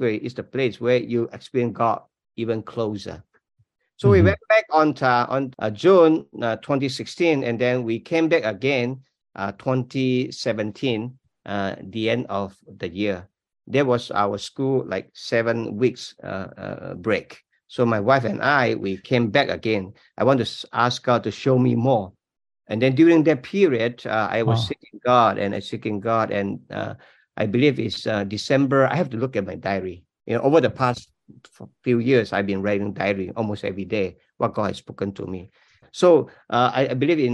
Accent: Malaysia; English is a second language; moved away as an adult; now in United States; I'm not American, you know. I'm Malaysian

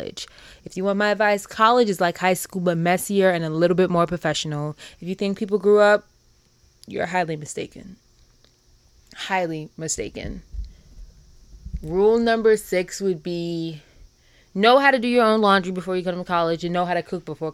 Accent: New York, United States; moved away as an adult; now in Baltimore, United States; I'm from New York

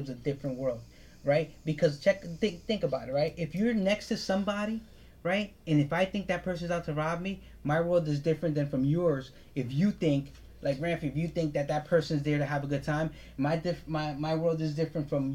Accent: United States; I'm a goddamn Dominican American

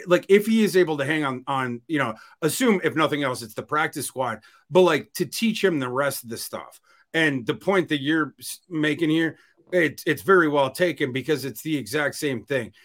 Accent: Northern Minnesota, United States; I grew up in Northern Minnesota

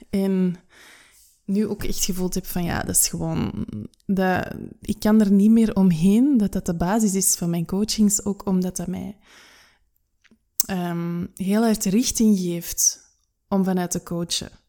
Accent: United Kingdom; Ik ben Brits, holistisch coach en audiomaker

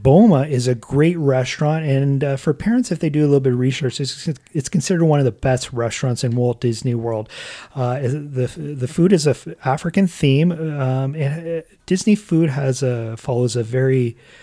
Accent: Canada; we are from Canada

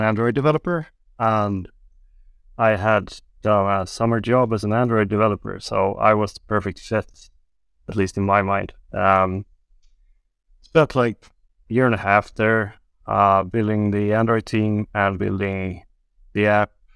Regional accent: Gothenburg, Västra Götaland, Sweden; also born or lived in Beijing, China; I'm from the west coast in Sweden. I grew up in Gothenburg

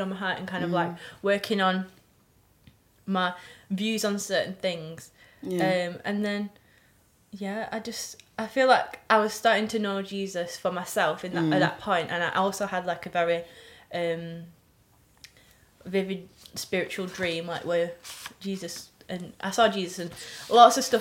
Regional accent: Wigan, North West England, United Kingdom; I'm from Wigan. Born and bred Wigan.

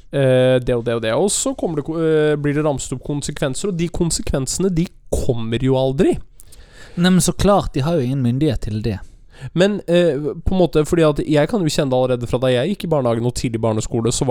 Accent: Bergen, Vestland, Norway; jeg er fra Bergen og du er fra Lillehammer, så er det, eller Gudbrandsdalen

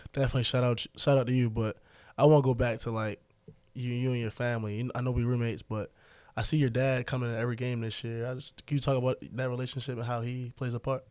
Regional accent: DMV, DMV area, United States; me and Kayla, we're from D N V

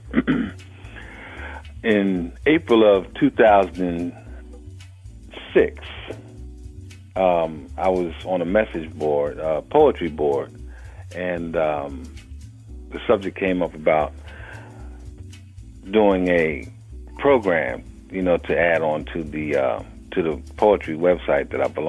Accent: Philadelphia, Pennsylvania, United States; I was born and raised in Philadelphia, Pennsylvania, and grew up in West Philly

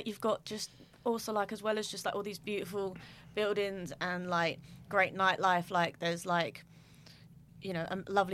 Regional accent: Essex, East of England, United Kingdom; now in Liverpool, United Kingdom; I'm from Essex originally

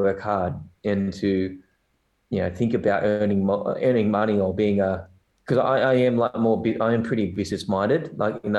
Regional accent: Newcastle, New South Wales, Australia; also born or lived in South Korea; I was in New South Wales and in Newcastle, which is, you know, two hours north from here. And it's a good place to grow up.

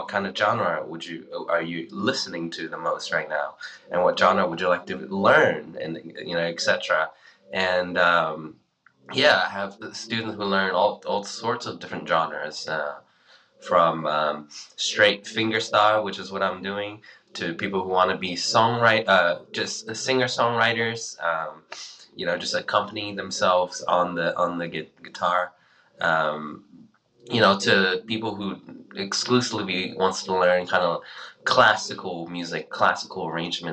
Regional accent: Australia; moved away; also born or lived in China; I was born in China and moved to Australia when I was 10 years old

